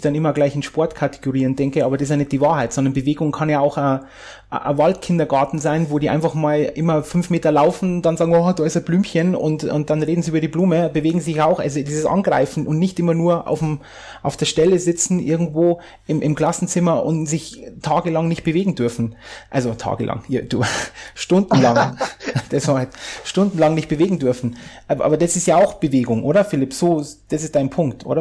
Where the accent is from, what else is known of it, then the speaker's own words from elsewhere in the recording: near Landshut, Bavaria, Germany; wo ich herkomme, aus der Nähe von, von, von Landshut